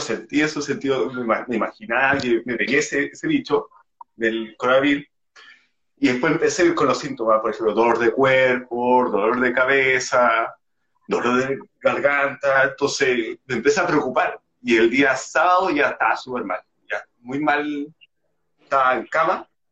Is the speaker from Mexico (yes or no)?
no; Chile; tengo 28 años, soy de Chile